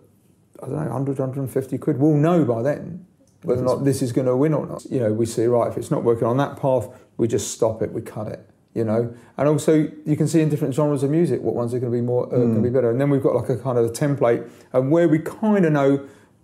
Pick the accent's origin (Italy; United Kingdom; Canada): United Kingdom; London; I grew up in London